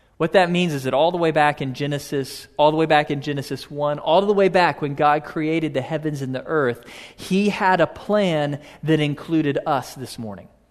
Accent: Houston, Texas, United States; a little boy growing up in Houston

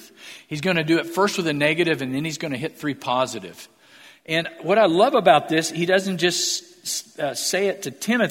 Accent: Missouri, United States; moved away; I'm from Missouri

